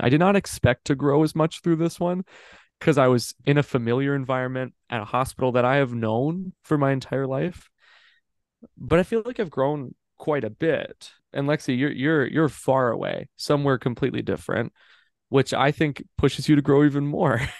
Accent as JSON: {"language": "English", "region": "Minnesota", "country": "United States", "tie": "born or raised there", "moved": "as an adult", "lives_now": "Des Moines, United States", "said": "I'm in I'm in Minnesota, like I'm in my hometown, I'm in my house, and I've loved living with my parents"}